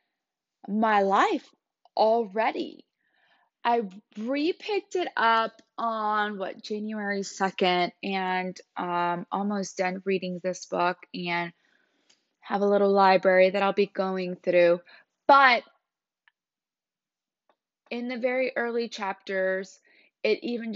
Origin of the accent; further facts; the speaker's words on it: Puerto Rico; moved away; I was born in Puerto Rico, so I lived there for a long time.